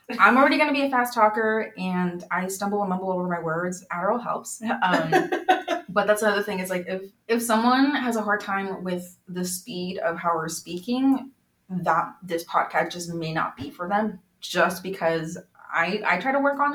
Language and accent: English; Mexico; born there; is whenever it comes up in conversation that I was born in Mexico, I feel like the urge really quickly to be like, oh, I'm a citizen.